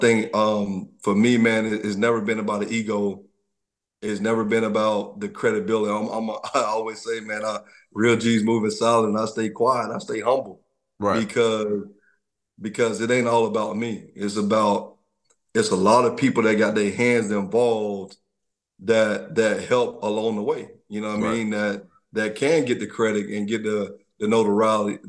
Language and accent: English; Troy, Alabama, United States; I'm from Troy, Alabama, I'm a country boy